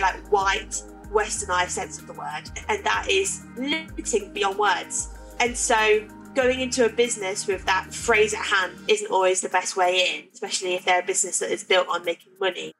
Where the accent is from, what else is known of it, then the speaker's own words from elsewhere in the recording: Leicester, East Midlands, United Kingdom; moved away as an adult; now in Manchester, United Kingdom; I moved up here from Leicester, where I'm from, to go to Salford Uni